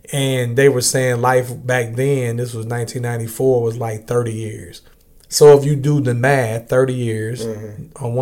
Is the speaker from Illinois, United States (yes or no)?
yes; East St. Louis, Illinois, United States; I grew up in East St. Louis, Illinois